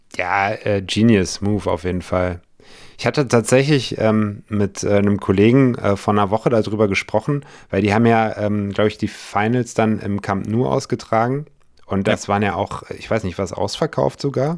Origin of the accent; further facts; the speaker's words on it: Munich, Bavaria, Germany; moved away; ich komme aus München halt ursprünglich